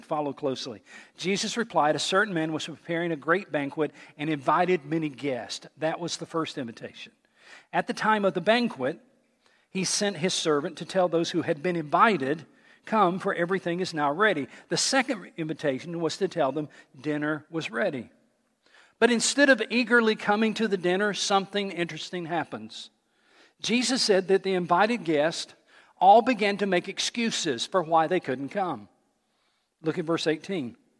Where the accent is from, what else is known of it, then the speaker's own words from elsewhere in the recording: Johnson City, Tennessee, United States; moved away; I grew up in Johnson City, Tennessee